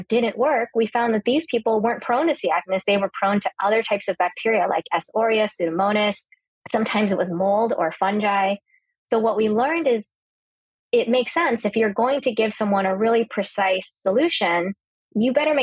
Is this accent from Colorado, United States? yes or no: no; California, United States; I grew up in California